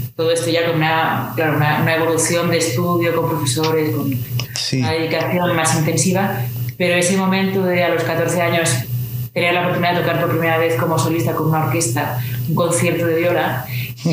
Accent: Pamplona, Navarre, Spain; estoy en mi ciudad natal, en Pamplona

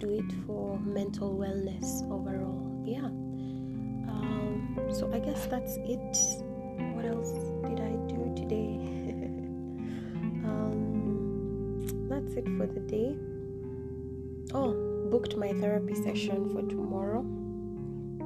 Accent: Maralal, Samburu County, Kenya; now in Nairobi, Kenya; Samburu is my hometown. I grew up, I was born and raised in Maralal

